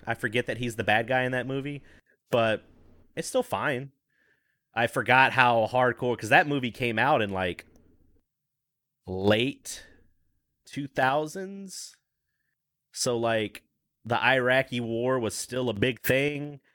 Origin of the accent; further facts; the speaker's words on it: the South, United States; I grew up down in the South